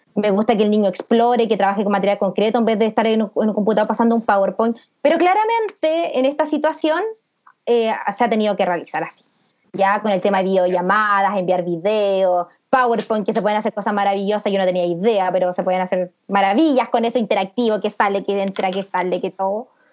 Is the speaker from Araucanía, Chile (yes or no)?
yes; Temuco, Araucanía, Chile; somos todas de Temuco